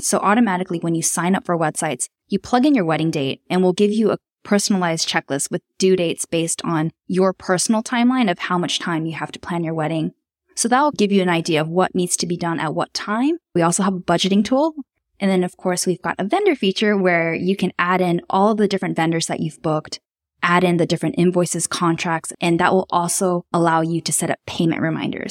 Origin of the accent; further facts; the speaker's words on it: Tokyo, Japan; moved away as an adult; also born or lived in Melbourne, Australia; I was born and raised in Tokyo, Japan, but I spent most of my adult working life living in Australia